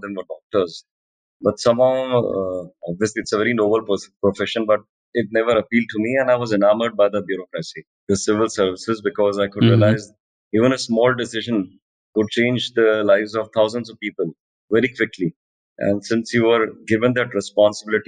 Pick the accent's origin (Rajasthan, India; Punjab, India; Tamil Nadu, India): Rajasthan, India; Jaipur; moved away as an adult; also born or lived in Jodhpur / Middle East / Delhi / Begusarai, Bihar; I was born in Jodhpur, but I grew up in Jaipur.